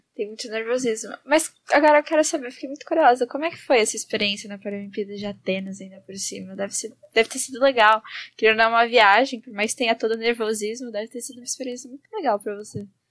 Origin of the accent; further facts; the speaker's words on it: São Paulo, Brazil; de onde a gente é também, tá tudo aqui de pertinho.